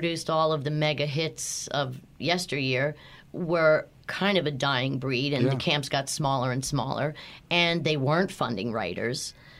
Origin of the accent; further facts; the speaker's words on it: Philadelphia, Pennsylvania, United States; accent: Philadelphia; I had to work hard to get rid of my thick Philadelphia accent.